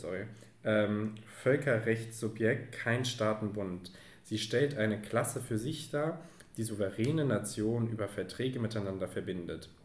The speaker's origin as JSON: {"language": "German", "town": "Frankfurt am Main", "region": "Hesse", "country": "Germany", "said": "wir als Frankfurter"}